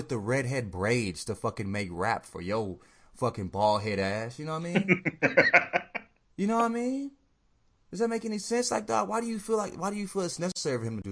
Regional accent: the South, United States; also born or lived in St. Louis, Missouri; I grew up in the South and all that shit. I was born in the Midwest

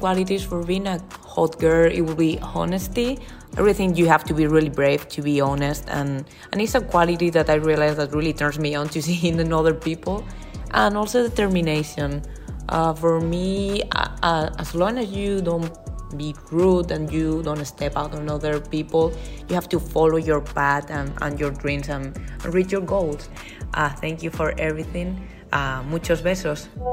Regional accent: Spain; now in Boston, United States; I'm originally from Spain, but I'm living in Boston.

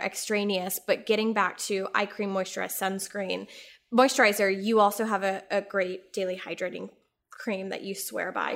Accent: Texas, United States; I grew up in Texas

